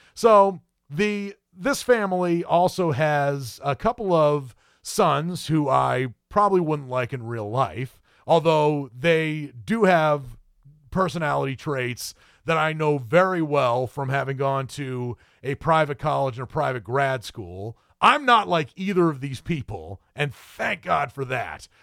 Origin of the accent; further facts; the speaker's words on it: New England, United States; now in the South, United States; having been born and raised in New England